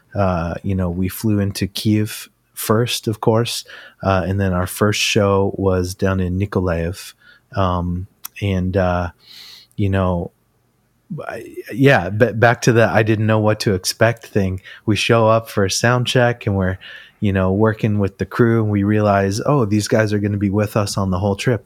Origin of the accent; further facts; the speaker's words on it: Ridgefield, Connecticut, United States; I grew up in Ridgefield, Connecticut